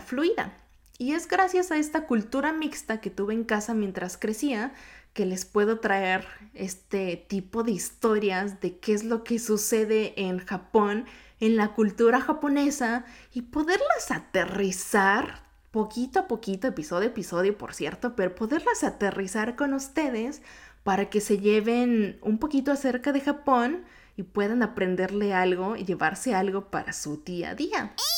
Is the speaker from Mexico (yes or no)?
yes; Mexico City, Mexico; accent: Mexico City; first language Japanese; Spanish is a second language; also born or lived in Yokohama, Kanagawa, Japan; viví gran parte de mi vida en México. Específicamente en la Ciudad de México, por si van notando este acento medio cantadito.